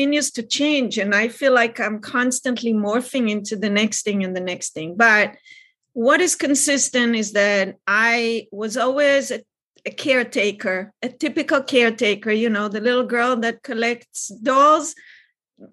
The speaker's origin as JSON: {"language": "English", "country": "Israel", "tie": "born or raised there", "moved": "yes", "lives_now": "California, United States", "said": "I grew up in Israel."}